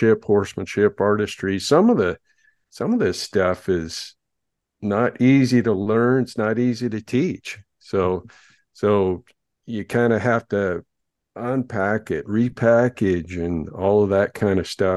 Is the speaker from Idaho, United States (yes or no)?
yes; Idaho, United States; right here in my hometown